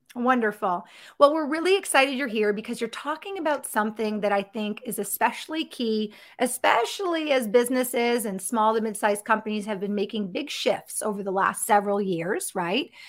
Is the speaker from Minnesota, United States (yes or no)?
no; Connecticut, United States; moved away; I'm originally from Connecticut